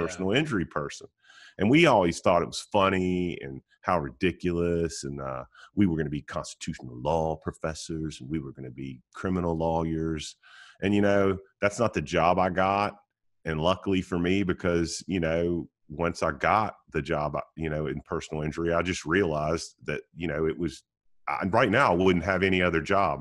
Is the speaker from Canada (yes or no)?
no; Roanoke, Virginia, United States; also born or lived in Wilmington, North Carolina; now in Mooresville, United States; I grew up in Roanoke, Virginia, and, and went to high school in Wilmington, North Carolina